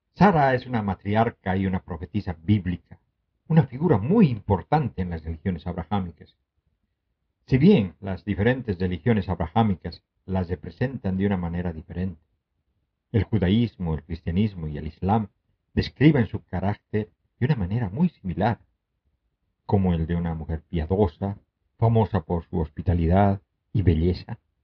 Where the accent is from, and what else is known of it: Bolivia